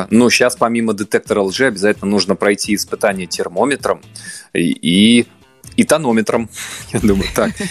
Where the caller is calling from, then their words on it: Lipetsk, Lipetsk Oblast, Russia; Я из Липецка.